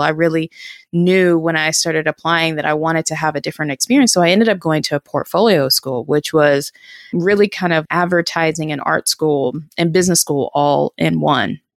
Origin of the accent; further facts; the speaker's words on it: Durham, North Carolina, United States; also born or lived in New York; I'm from Durham, North Carolina, and went to a school here in, in Northern Durham